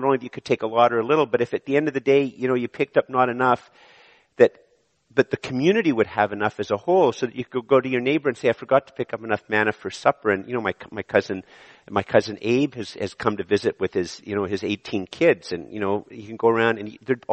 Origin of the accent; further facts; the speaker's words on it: Canada; I was born in Canada